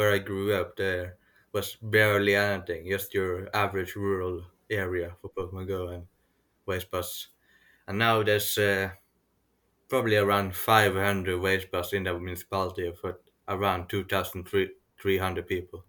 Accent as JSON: {"language": "English", "country": "Norway", "said": "I'm from Norway"}